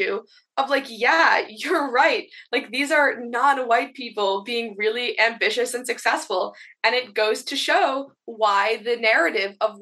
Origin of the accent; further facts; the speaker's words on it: New York, United States; New York, where I'm from